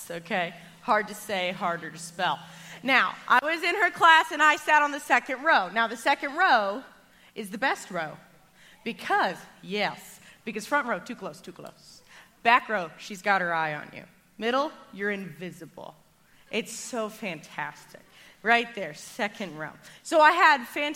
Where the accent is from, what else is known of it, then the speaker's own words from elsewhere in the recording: Arkansas, United States; I grew up in Arkansas.